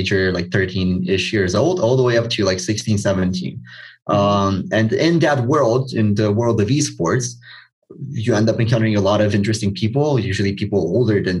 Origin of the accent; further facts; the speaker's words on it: Romania; I'm from Romania, and if you're not aware, if you're not from Eastern Europe, then the mentality here is not very entrepreneurial.